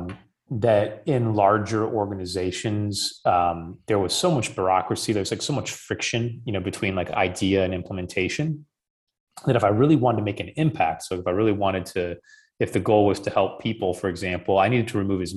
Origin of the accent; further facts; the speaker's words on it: Midwest, United States; where I grew up in the Midwest